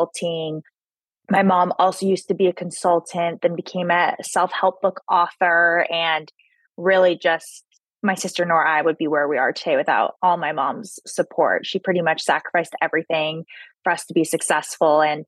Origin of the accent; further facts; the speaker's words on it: San Clemente, California, United States; also born or lived in New York; I was born and raised in Southern California, grew up in a small beach town down in South Orange County called San Clemente.